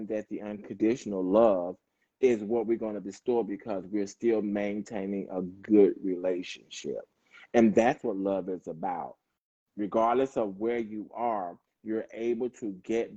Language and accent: English; the South, United States; I'm from the South